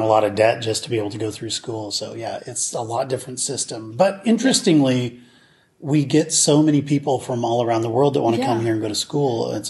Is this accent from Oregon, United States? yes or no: yes; Oregon, United States; also born or lived in Belgium; now in Seattle, United States; It's like an eighth of the size of the state I grew up in Oregon.